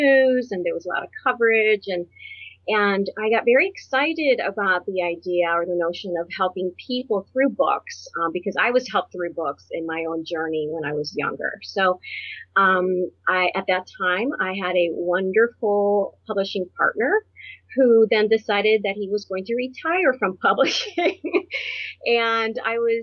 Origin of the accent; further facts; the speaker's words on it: Puerto Rico; now in Ohio, United States; I was born on a tropical island in the Caribbean. I'm from Puerto Rico.